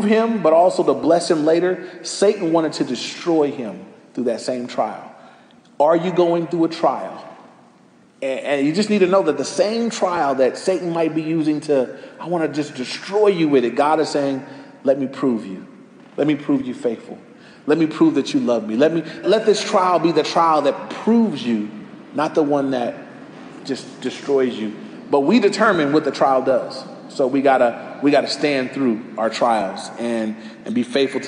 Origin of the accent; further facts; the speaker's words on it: Los Angeles, California, United States; I grew up right near Crenshaw. I was on Crenshaw on 116th Street